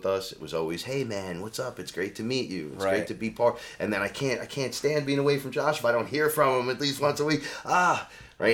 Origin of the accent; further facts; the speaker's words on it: New York City, New York, United States; I'm from the Bronx